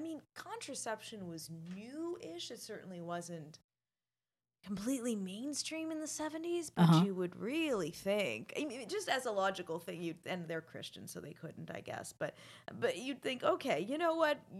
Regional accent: Canada

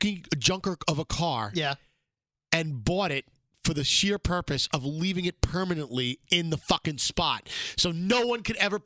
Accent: New York City, New York, United States; my years growing up in Brooklyn

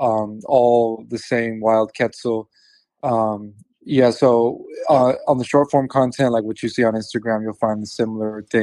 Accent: Southern California, United States; moved away as an adult; now in Big Island of Hawaii, United States; I grew up in Southern California, Mexican heritage

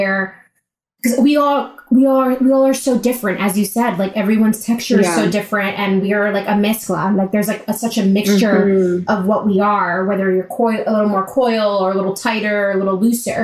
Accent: New York, United States; being a New Yorker

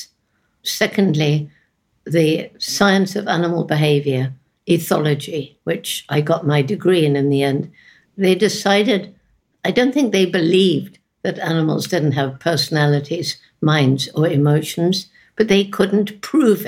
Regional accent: England, United Kingdom; moved away; when I was growing up in England.

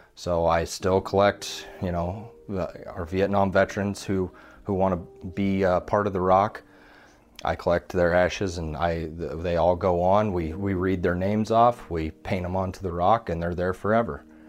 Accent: Fontenelle, Iowa, United States; born or raised there; also born or lived in Creston, Iowa

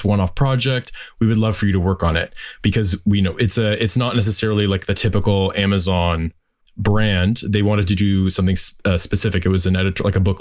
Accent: Windsor, Ontario, Canada; moved away as an adult; also born or lived in Toronto; I'm originally from Windsor, Ontario, and I'm back here now

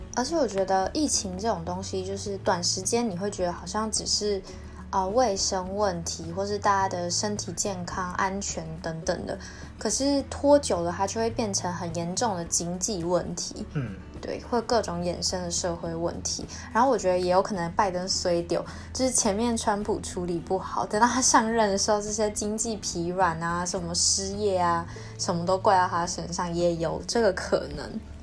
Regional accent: Taiwan; 身为台湾人

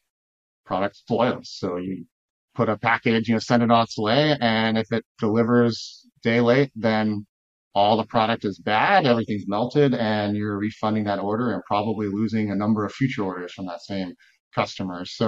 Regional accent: Texas, United States; now in Chicago, United States; I grew up in Texas

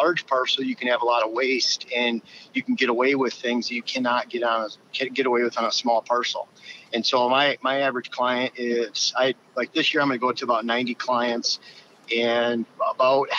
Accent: Lower Michigan, United States; moved away as an adult; also born or lived in Upper Peninsula, Michigan; now in Wisconsin, United States; I grew up in Lower Michigan, first 27 28 years of my life there.

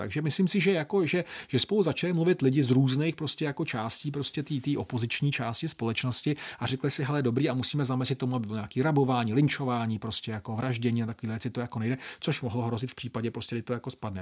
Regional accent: Czechia; mojí vlasti

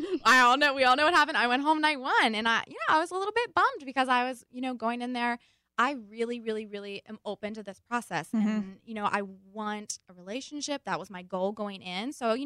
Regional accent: Cumberland, Maryland, United States; now in South Carolina, United States; I'm originally from Maryland, but I live in South Carolina now.

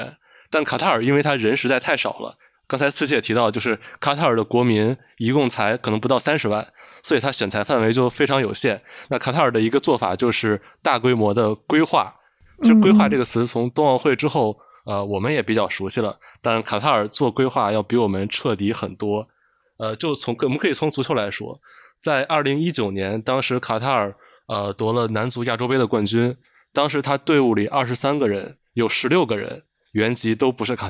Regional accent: China; 就其实这个我们中国人应该也很能共情，比如我们也举办过两两届奥运会

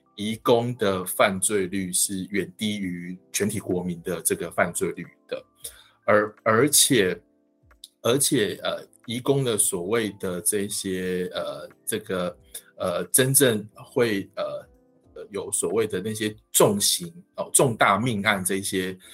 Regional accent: Taiwan; 跟我们台湾人的这个样貌、宗教习惯、语言

